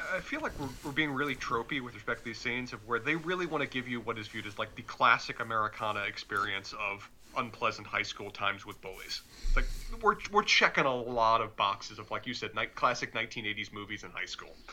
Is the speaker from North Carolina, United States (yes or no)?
yes; Charlotte, North Carolina, United States; accent: Southern; I'm from Charlotte, my accent is actually fairly mild when it comes to Southern